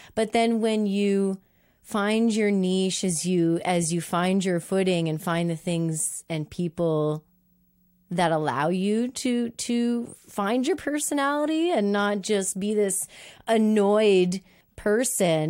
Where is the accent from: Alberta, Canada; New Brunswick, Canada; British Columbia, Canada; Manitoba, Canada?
New Brunswick, Canada; Moncton; now living in my hometown of Moncton